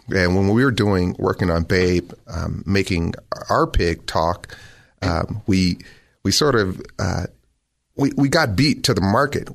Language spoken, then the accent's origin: English; Los Angeles, California, United States; also born or lived in Bakersfield, California; I was born in Bakersfield, California, and I was, um, I grew up in Los Angeles, though